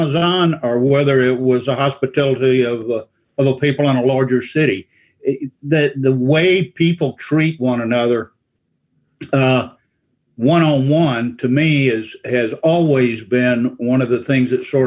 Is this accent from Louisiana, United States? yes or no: yes; Louisiana, United States; now in Asheville, United States; I grew up in Louisiana, in South Louisiana and Central Louisiana